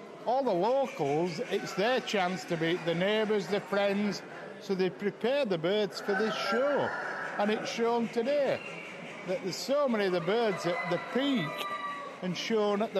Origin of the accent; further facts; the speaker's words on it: Huddersfield, Yorkshire and the Humber, United Kingdom; I come from Huddersfield in West Yorkshire